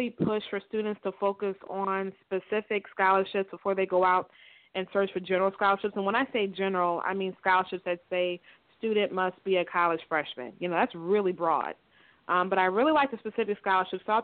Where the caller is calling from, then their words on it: Tampa, Florida, United States; I'm calling from Tampa, Florida.